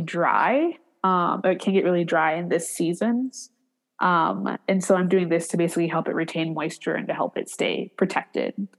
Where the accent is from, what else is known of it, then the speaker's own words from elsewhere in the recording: Cleveland, Ohio, United States; also born or lived in San Francisco Bay Area; now in Detroit, United States; I'm originally from Cleveland